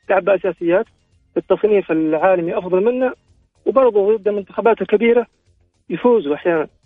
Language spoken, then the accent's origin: Arabic; Saudi Arabia